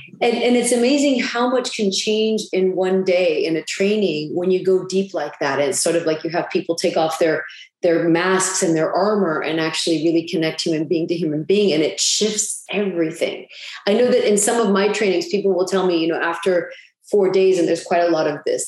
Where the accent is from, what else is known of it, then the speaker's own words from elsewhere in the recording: United States; because I'm American, you know, but I've lived and worked in Europe and the Middle East for